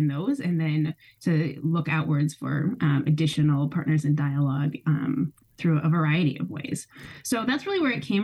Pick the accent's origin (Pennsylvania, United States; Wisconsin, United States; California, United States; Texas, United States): Wisconsin, United States; Milwaukee; moved away; also born or lived in Chicago, Illinois; I was born in Chicago on the South Side, and a Midwesterner through and through. I grew up in Milwaukee mostly